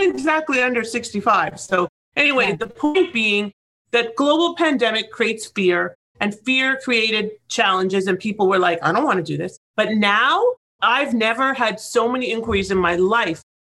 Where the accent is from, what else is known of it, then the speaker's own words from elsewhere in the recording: Toronto, Ontario, Canada; moved away as an adult; also born or lived in Israel; now in Florida, United States; be in Toronto, my hometown, be in Israel, my homeland, be in Florida, where my home is